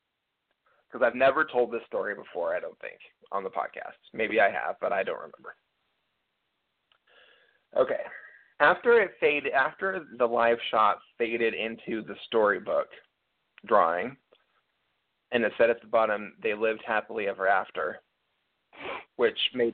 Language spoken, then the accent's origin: English; Seattle, Washington, United States; I'm from Seattle